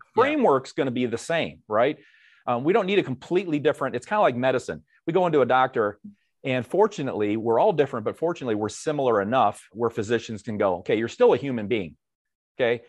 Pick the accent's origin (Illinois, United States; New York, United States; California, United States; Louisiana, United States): Illinois, United States; Dixon; moved away as an adult; I grew up in a small town, Northwest Illinois, hometown of, uh, former President Ronald Reagan, Dixon, Illinois